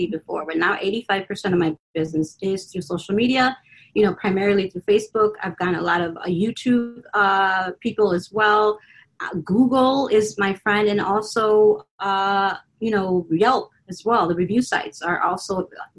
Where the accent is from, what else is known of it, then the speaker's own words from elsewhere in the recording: Chicago, Illinois, United States; like me as a Chicagoan